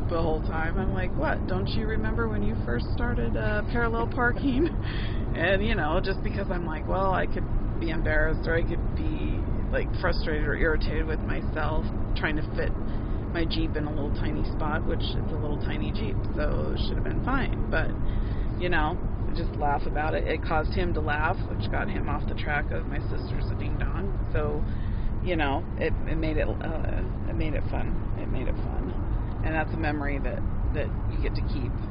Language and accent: English; Boise, Idaho, United States; I didn't grow up in a in a big city and I grew up in Boise